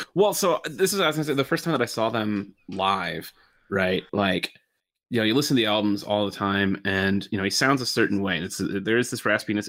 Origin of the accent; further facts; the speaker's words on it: just outside Detroit, Michigan, United States; I grew up just outside Detroit